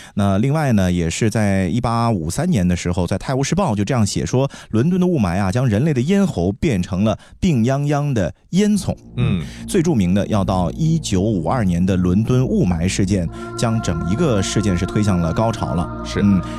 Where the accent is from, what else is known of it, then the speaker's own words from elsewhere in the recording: China; 我们中国人从小你在学习历史书的过程当中啊，是经常会涉及的